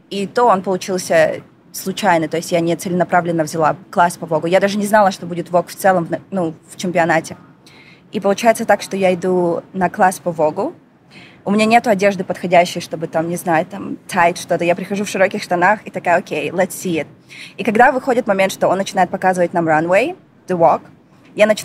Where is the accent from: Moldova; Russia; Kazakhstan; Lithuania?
Kazakhstan; Astana; Yeah, born вот. and raised.